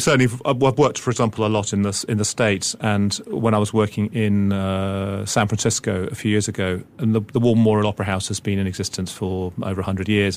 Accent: England, United Kingdom; as an English person coming from the outside

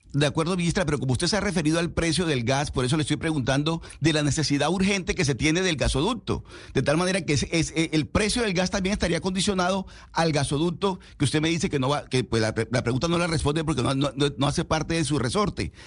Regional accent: Venezuela; como venezolano

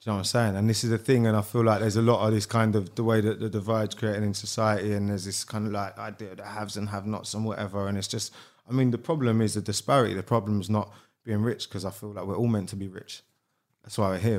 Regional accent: London, United Kingdom; also born or lived in Beckenham / Bromley / Keston; I grew up in Sydenham and I've lived around there my whole life, bit sort of Sydenham, Beckenham, Bromley

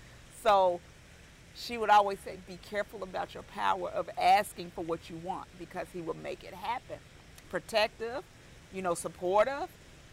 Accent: Charlotte, North Carolina, United States; Charlotte, North Carolina. So I am a unicorn. There's not too many of us left.

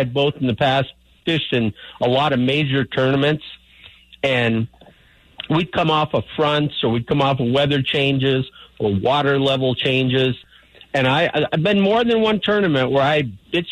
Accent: Minnesota, United States; I grew up in Minnesota

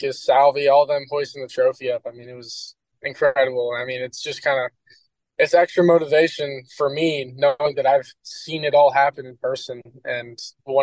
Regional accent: Kansas City, Missouri, United States; growing up in Kansas City

